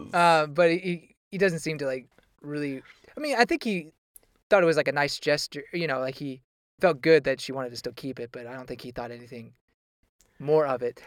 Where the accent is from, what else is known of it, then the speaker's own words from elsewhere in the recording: United States; accent: American English; as an American